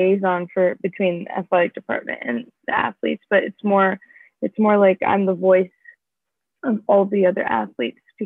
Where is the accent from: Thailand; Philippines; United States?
United States; Pleasant Hill, California; I'm from the Bay Area, Northern California, so like Pleasant Hill